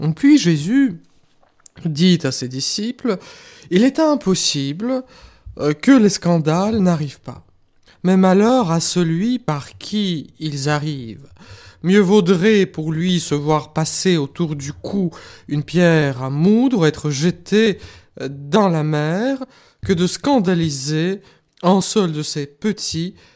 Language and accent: French; Russia; moved away; moi, je viens de la Russie, je connais euh, ce que c'est que l'Église persécutée